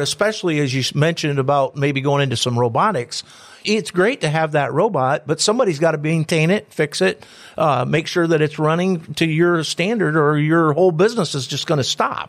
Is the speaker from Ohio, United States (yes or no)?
yes; Antwerp, Ohio, United States; I'm from Antwerp